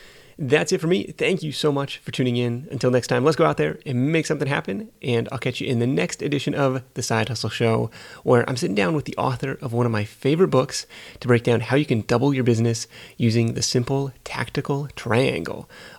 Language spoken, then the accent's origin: English; Livermore, California, United States; I was on Google Earth in my hometown of Livermore, California, and being like, holy crap, this guy has got just a mountain of pallets in the back of his building.